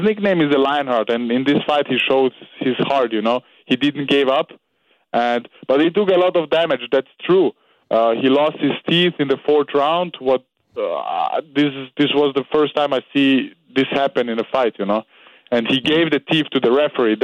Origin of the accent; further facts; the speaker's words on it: Austria; I'm from Serbia, but I was born and raised in Austria.